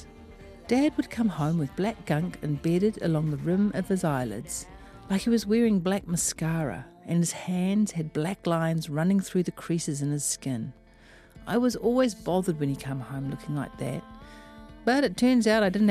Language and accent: English; Auckland, New Zealand; I am from West Auckland